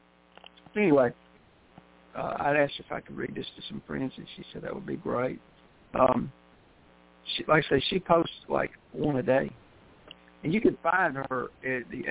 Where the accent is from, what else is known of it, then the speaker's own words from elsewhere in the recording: Memphis, Tennessee, United States; I grew up in Memphis in the Mississippi Delta.